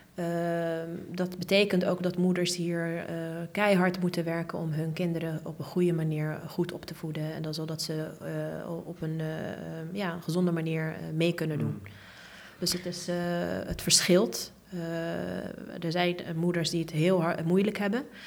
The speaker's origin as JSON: {"language": "Dutch", "town": "The Hague", "region": "South Holland", "country": "Netherlands", "tie": "born or raised there", "said": "Ik ben geboren en getogen in Den Haag."}